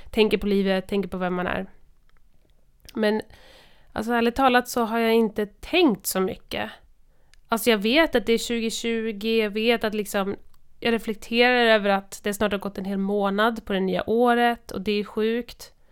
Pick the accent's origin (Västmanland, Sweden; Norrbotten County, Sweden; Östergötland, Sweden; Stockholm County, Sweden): Norrbotten County, Sweden; Kiruna; jag kommer från Kiruna.